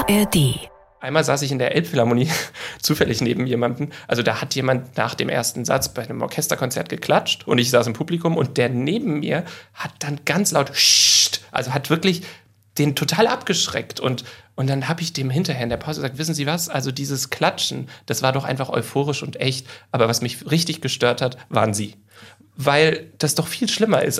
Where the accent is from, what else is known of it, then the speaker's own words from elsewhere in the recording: Hamburg, Germany; moved away as an adult; also born or lived in London; die Zeit, die ich aufgewachsen bin in Harburg